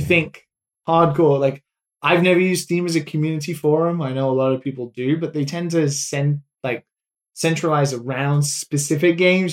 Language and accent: English; United Kingdom; being British